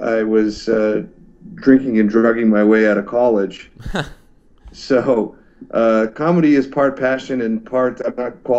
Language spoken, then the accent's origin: English; Toronto, Ontario, Canada; moved away as an adult; also born or lived in New York; now in United States; Yeah, born and raised in Toronto. I've been stateside now for about 11 years.